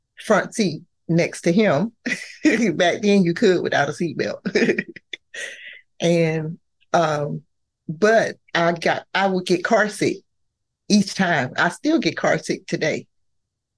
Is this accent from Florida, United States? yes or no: yes; Pensacola, Florida, United States; We grew up in Pensacola, Florida